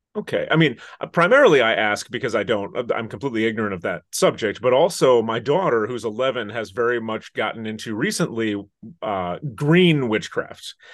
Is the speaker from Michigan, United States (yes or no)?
yes; Interlochen, Michigan, United States; I'm originally from northern Michigan